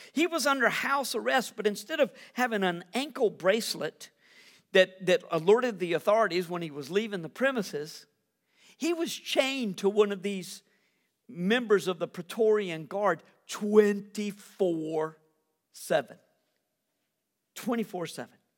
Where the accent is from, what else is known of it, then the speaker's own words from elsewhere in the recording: United States; As an American